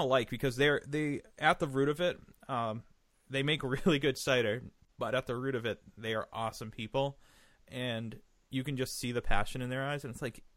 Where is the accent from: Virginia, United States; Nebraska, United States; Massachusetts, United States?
Massachusetts, United States; Raleigh; out of Raleigh, Massachusetts, which happens to be my hometown.